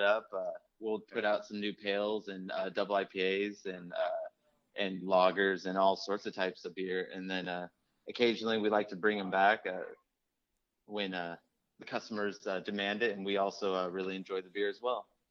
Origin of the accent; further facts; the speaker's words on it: Sacramento, California, United States; now in Oakland, United States; I grew up in Sacramento